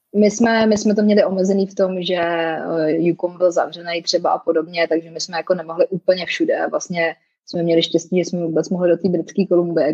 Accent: Czechia; also born or lived in Canada / France; now in Prague, Czech Republic; my si vždycky pomůžeme jako Češi

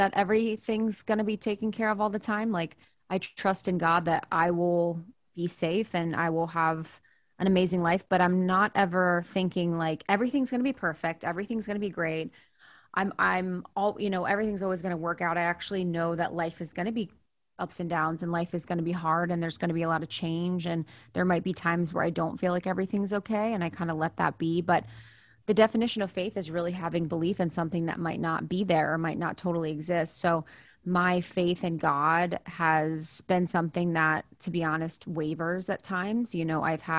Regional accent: Ohio, United States; also born or lived in New York; now in Los Angeles, United States; living where I grew up in Ohio

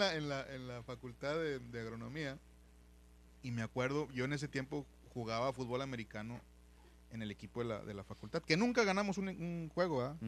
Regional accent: San Nicolás de los Garza, Nuevo León, Mexico; also born or lived in Monterrey; me crié y, nací y crecí en, en San Nicolás de los Garza junto con los Ramones Nuevo León.

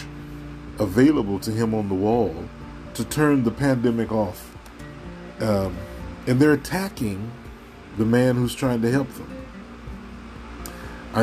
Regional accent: United States; I am African American

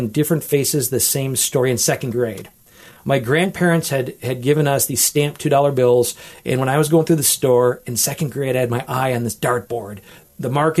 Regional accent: Wisconsin, United States; now in Toledo, United States; I grew up with in Wisconsin.

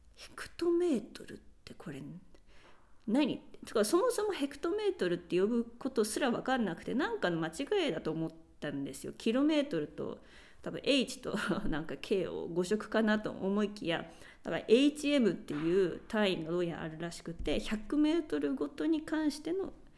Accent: Japan; first language Japanese; moved away as an adult; now in Spain; 私は日本で育ってきて

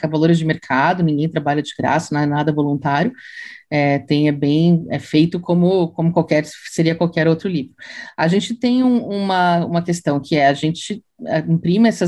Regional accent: Santa Catarina, Brazil; Eu sou catarinense.

